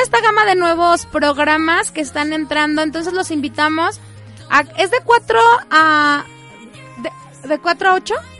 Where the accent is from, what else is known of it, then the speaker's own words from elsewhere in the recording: La Huasteca, Mexico; Yo que soy de la Huasteca